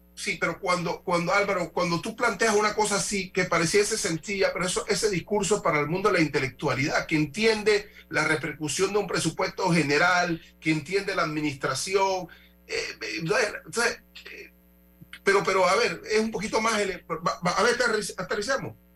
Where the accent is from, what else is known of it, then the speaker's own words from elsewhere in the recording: Panama; me afecta a mí como panameño